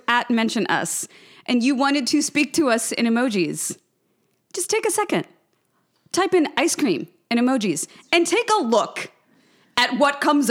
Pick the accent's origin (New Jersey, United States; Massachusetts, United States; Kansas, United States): Kansas, United States; I grew up in Kansas